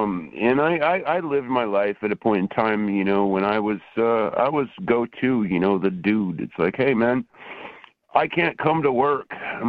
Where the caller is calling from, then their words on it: Portland, Oregon, United States; I'm calling from Portland, Oregon.